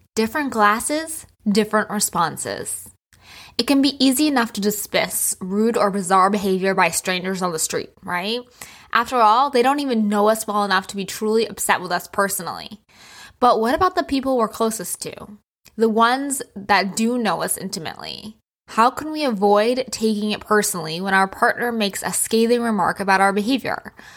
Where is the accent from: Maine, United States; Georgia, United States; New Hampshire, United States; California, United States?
New Hampshire, United States; also born or lived in New York City; now in Florida, United States; I used to live in New York City, and I grew up in New Hampshire